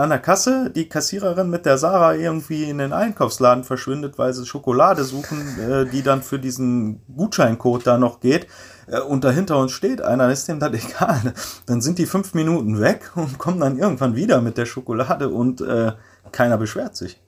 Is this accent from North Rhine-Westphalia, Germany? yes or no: yes; Ruhr area, North Rhine-Westphalia, Germany; moved away as an adult; now in Paraguay; ich komme aus dem Ruhrpott, ich kann noch niemals richtig Deutsch sprechen